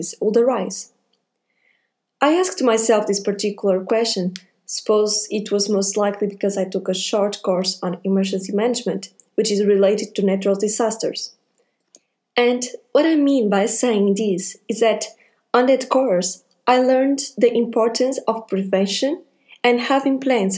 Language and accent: English; Portugal; I'm from Portugal